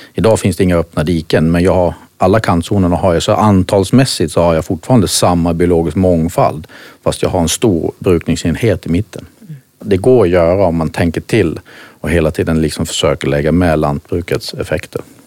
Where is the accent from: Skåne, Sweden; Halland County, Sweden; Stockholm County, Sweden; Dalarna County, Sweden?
Halland County, Sweden; Halmstad; accent: Halland dialect; moved away as an adult; also born or lived in Denmark; hallänning som ni säkert hör, det här med dialekter. Eh, tog väl min barn, jag uppfödd på eh, ett större gård som heter Spellingsholm precis utanför Halmstad